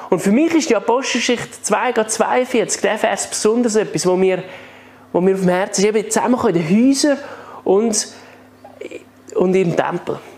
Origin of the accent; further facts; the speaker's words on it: Switzerland; Die haben Zürich nicht gekannt, aber sie haben gesagt, kennst du Männendorf als Schweizer? Und ich so, ja, Männendorf kenne ich auch. Das ist ja gerade da hinten.